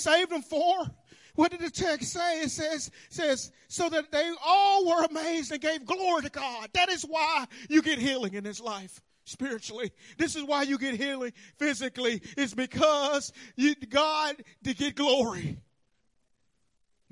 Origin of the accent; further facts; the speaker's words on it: Birmingham, Alabama, United States; accent: country; also born or lived in Chicago, Illinois; now in North Carolina, United States; I was raised in Birmingham, Alabama.